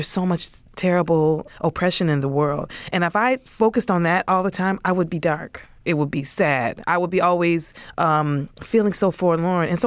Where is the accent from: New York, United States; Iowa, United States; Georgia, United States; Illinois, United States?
Illinois, United States; Chicago; I feel like Chicago shaped my whole experience